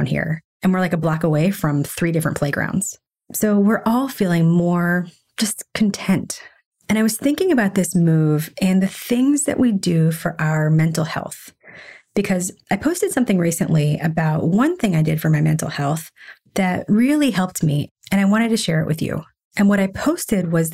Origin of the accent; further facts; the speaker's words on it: Nashville, Tennessee, United States; moved away as an adult; also born or lived in Philadelphia / Chicago / San Francisco / Washington, D.C.; now in New York, United States; I grew up in Nashville, but after that, I lived in Philadelphia.